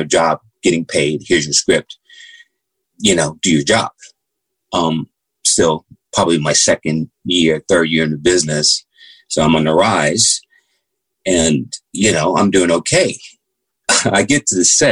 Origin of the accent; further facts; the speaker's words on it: United States; Growing up in America